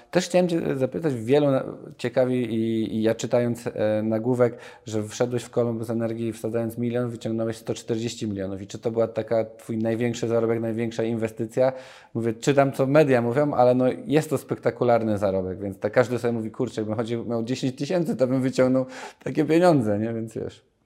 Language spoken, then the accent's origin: Polish; Nowy Sącz, Lesser Poland, Poland; Ja pochodzę z Nowego Sącza